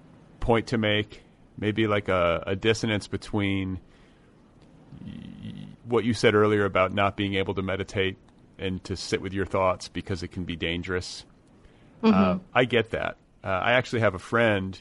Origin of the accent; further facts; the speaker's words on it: Midwest, United States; I grew up in the Midwest.